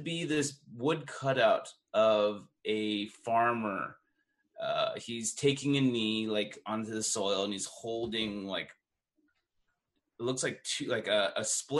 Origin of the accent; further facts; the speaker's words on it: Fresno, California, United States; Growing up in Fresno, I would run into huge ones and all over the place.